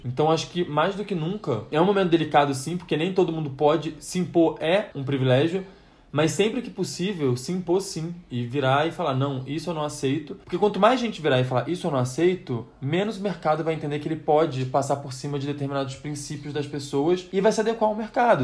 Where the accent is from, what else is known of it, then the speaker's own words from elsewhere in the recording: Rio de Janeiro, Brazil; now in São Paulo, Brazil; a gente é do Rio de Janeiro, a gente vem morar aqui em São Paulo